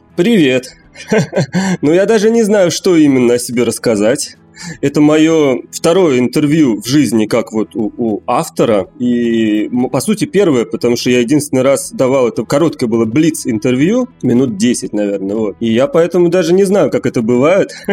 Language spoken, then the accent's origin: Russian; Moscow, Russia; moved away as an adult; now in Haifa, Israel; Живу в Хайфе. Это такой город на севере Израиля. Последние три года уже здесь живу, а родился в Москве